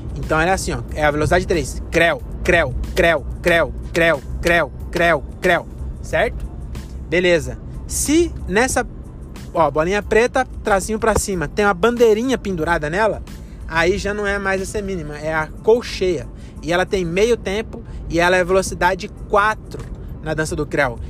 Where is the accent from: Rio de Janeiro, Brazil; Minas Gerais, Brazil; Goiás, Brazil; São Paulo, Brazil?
São Paulo, Brazil; Francisco Morato; Agora eu que sou de Morato